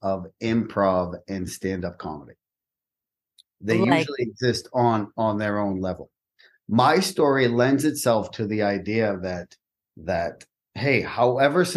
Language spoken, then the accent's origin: English; Peabody, Massachusetts, United States; also born or lived in Florida; now in Texas, United States; I grew up in Peabody.